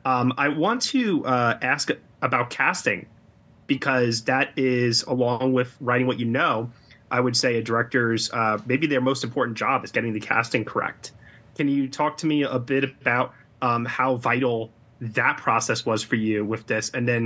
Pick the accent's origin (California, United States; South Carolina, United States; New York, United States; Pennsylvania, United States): New York, United States; Long Island; also born or lived in Brooklyn, New York; As somebody who grew up in the New York area, I grew up on Long Island, New York, right next to Queens in Nassau County.